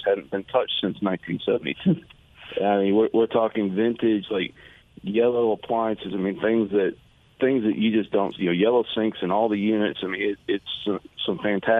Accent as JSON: {"language": "English", "town": "Knoxville", "region": "Tennessee", "country": "United States", "tie": "born or raised there", "moved": "yes", "lives_now": "Houston, United States", "said": "I'm from Knoxville. That's home to me."}